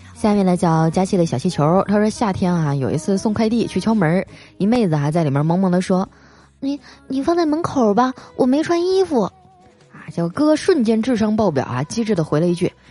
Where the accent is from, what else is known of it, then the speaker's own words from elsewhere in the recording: Northeast China, China; 作为一个东北人啊，我第一次去上海